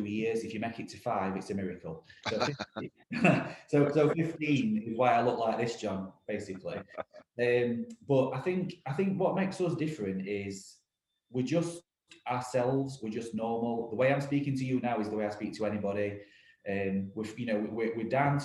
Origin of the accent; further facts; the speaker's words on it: Rotherham, Yorkshire and the Humber, United Kingdom; We're an independent recruitment business based in Rotherham, my hometown